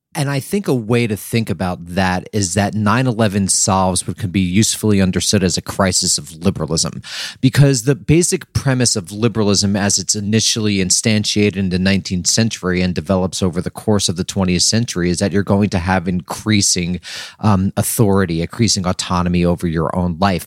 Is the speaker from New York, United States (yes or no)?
yes; New York, United States; I was from New York, and then I wound up going to college in New York.